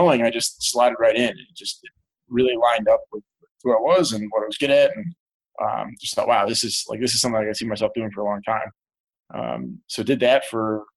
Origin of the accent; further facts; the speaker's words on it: Columbus, Ohio, United States; also born or lived in Hartford, Connecticut; So I was born in Columbus, Ohio, 1990. Great place to grow up. When I was in, I'll say, first grade, the family actually moved to Hartford, Connecticut. And so I grew up right outside Hartford until middle school. And then we moved back to Columbus and have been here since.